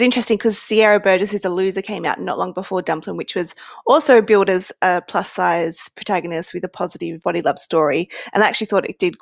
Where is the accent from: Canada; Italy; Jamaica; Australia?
Australia; I, as an Australian